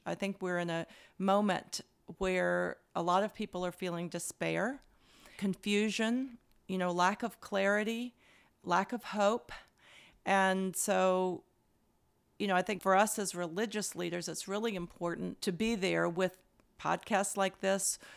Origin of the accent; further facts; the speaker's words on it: Louisville, Kentucky, United States; I grew up in Louisville, Kentucky.